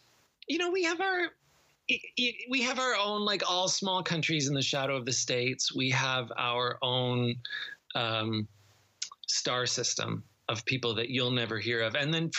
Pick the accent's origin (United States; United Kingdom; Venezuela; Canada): Canada; I grew up in Canada when Canada was, you got a lot of BBC shows.